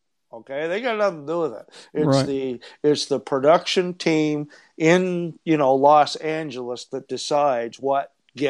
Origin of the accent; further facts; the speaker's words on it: East Coast, Canada; I think it's good for Canada. I'm a Canadian.